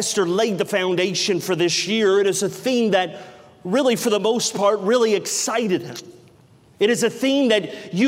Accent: the South, United States; growing up in the South my entire life

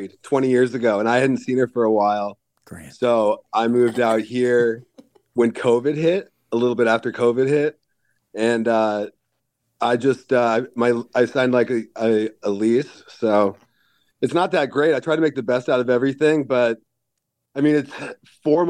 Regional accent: Portland, Oregon, United States; moved away; also born or lived in California; I grew up in Portland

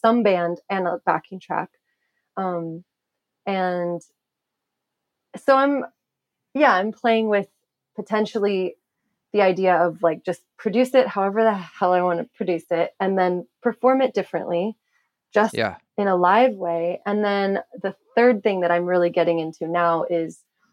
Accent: Sonoma County, California, United States; I grew up in Sonoma County, so not too far away, but also country

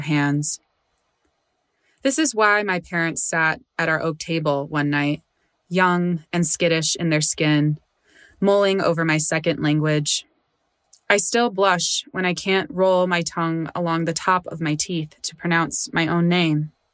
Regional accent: Chicago, Illinois, United States; I always grew up in Chicago

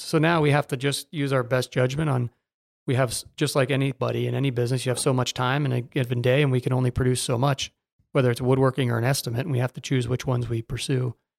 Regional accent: Naples, Florida, United States; also born or lived in Jacksonville; growing up here

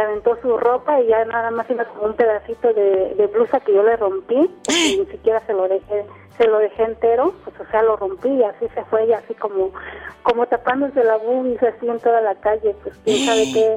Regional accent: Huatulco, Oaxaca, Mexico; moved away as an adult; now in Oaxaca, Mexico; yo estoy radicando aquí en Oaxaca. Eh, soy de Huatulco, de Bahías de Huatulco

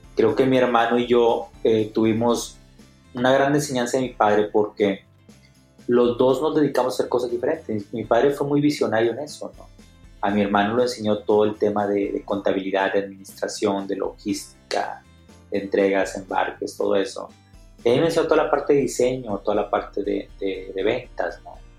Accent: Monterrey, Nuevo León, Mexico; soy originario de Monterrey

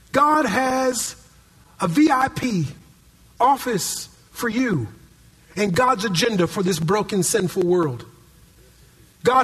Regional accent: Minneapolis, Minnesota, United States; now in California, United States; when I was a kid growing up in Minneapolis, Minnesota

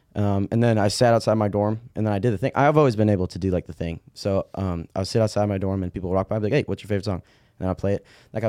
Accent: Waukesha, Wisconsin, United States; Oh, yeah. Yeah, because I'm from Waukesha.

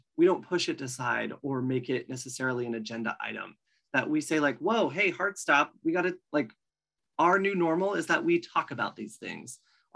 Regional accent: Oregon, United States; I'm from Oregon

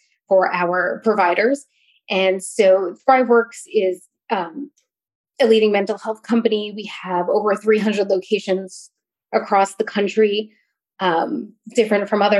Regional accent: New York, United States; also born or lived in North Carolina; now in Virginia, United States; I'm currently living in Virginia. I grew up in New York.

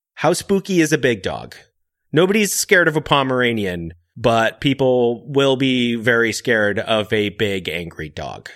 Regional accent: Seattle, Washington, United States; I'm from Seattle

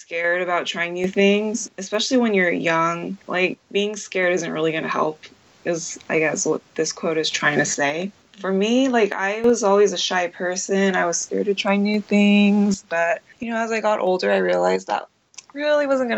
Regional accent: Southern California, United States; moved away as an adult; now in Tokyo, Japan; I grew up in Southern California

